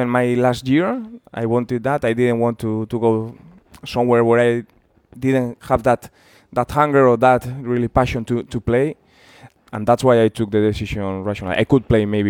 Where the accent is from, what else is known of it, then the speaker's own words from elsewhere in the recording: San Sebastián, Basque Country, Spain; English is a second language; moved away as an adult; also born or lived in Liverpool, United Kingdom; my hometown team